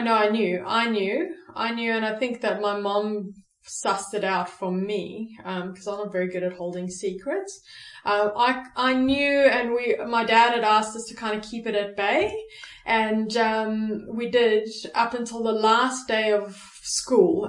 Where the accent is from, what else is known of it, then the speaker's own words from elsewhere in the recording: South Africa; I'm born and bred in South Africa